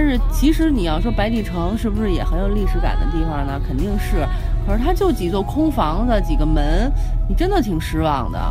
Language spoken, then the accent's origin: Chinese; China; 作为中国人的骄傲